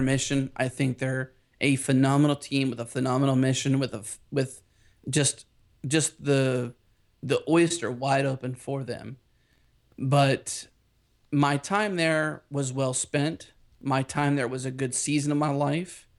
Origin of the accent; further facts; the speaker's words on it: Pittsburgh, Pennsylvania, United States; now in Houston, United States; I have a little bit of Texas in my Pittsburgh roots